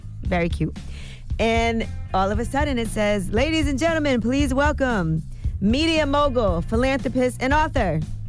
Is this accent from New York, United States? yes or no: yes; Brooklyn, New York, United States; I'm from Brooklyn. I go to the games.